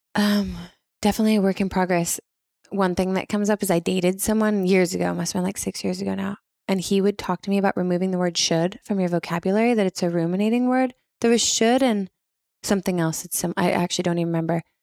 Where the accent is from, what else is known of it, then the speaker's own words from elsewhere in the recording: Washington, United States; moved away as an adult; also born or lived in Rome, Italy / Spain; I grew up in Washington State